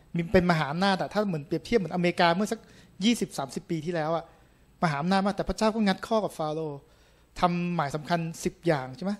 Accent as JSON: {"language": "Thai", "country": "Thailand", "said": "ผมเป็นคนไทยแท้ๆ"}